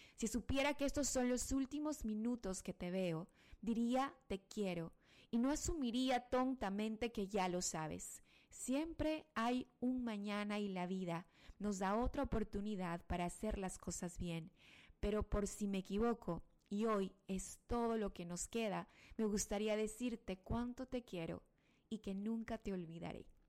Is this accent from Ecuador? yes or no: yes; Ecuador; acá en mi país, en el Ecuador